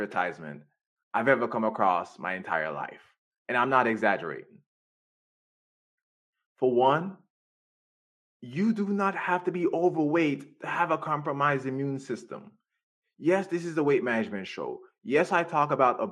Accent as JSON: {"language": "English", "country": "Jamaica", "tie": "born or raised there", "moved": "yes", "lives_now": "United States", "said": "when I was growing up in Jamaica"}